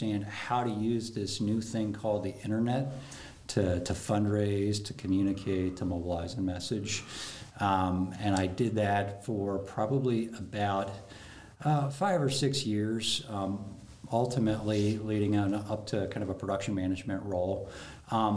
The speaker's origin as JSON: {"language": "English", "town": "Kent", "region": "Ohio", "country": "United States", "tie": "born or raised there", "said": "I grew up in Kent, Ohio"}